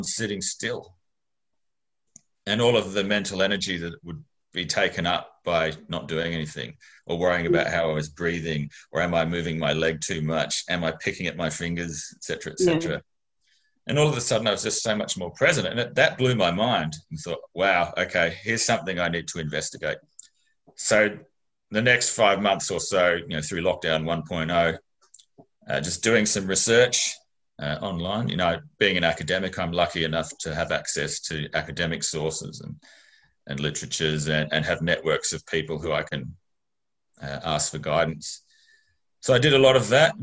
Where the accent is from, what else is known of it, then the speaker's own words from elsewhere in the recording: Mount Gambier, South Australia, Australia; I grew up in Mount Gambier. So that's a reasonably conservative regional town in rural South Australia